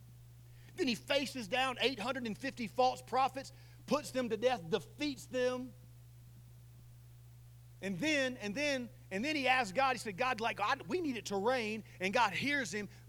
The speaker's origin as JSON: {"language": "English", "region": "the South", "country": "United States", "said": "I'm from the South"}